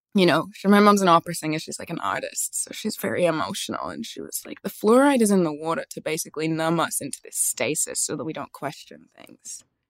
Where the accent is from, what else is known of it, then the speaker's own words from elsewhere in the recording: Australia; where I grew up in Australia, there was like maybe five other black people in the entire town.